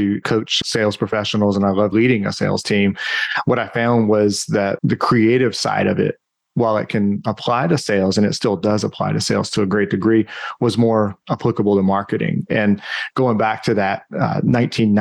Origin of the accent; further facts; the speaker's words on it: the Carolinas, United States; also born or lived in New Hampshire; now in Austin, United States; I grew up in the Carolinas and lived in New Hampshire for quite some time